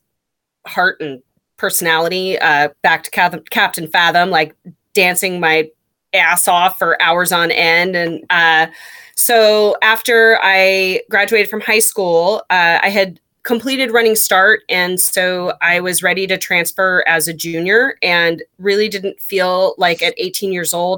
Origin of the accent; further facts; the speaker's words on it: Anacortes, Washington, United States; I grew up in Anacortes